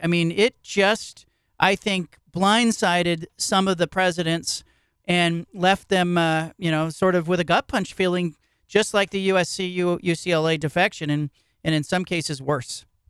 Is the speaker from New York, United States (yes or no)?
no; Bay Area, California, United States; I grew up in the Bay Area, and I grew up watching Stanford and Cal play everybody else